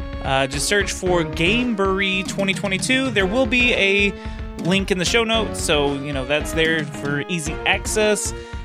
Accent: Texas, United States; Well, I'm the Texan.

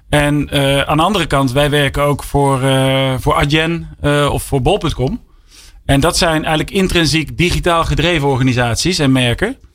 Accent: Breda, North Brabant, Netherlands; ik kom uit Brabant. Van origine, uit Breda.

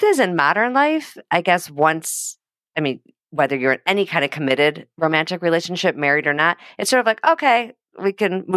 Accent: Highland Park, Illinois, United States; I'm from Highland Park.

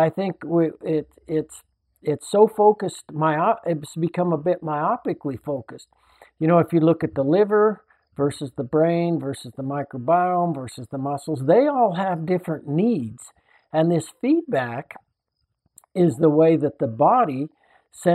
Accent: Salida, Colorado, United States; when I was a young boy growing up in Salida in central Colorado

